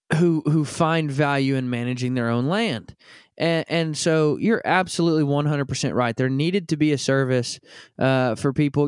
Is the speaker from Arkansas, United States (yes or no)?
yes; Northwest Arkansas, United States; I grew up in Northwest Arkansas